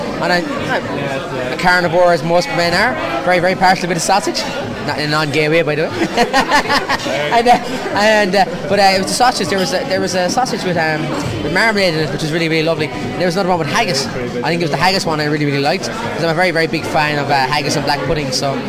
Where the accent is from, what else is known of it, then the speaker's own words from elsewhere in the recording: Munster, Ireland; North Cork, at the Galtee Mountains.